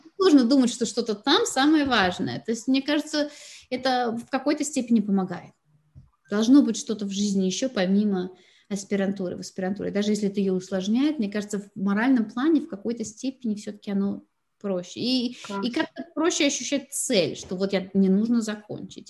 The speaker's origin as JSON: {"language": "Russian", "region": "Moscow", "country": "Russia", "tie": "born or raised there", "moved": "as an adult", "lives_now": "Carlsbad, United States", "said": "я родилась и выросла в Москве"}